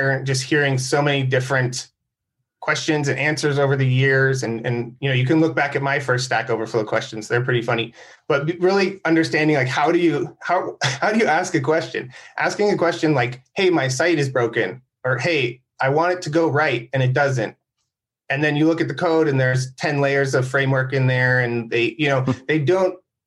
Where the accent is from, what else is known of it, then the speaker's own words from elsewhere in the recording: San Diego, California, United States; I grew up in San Diego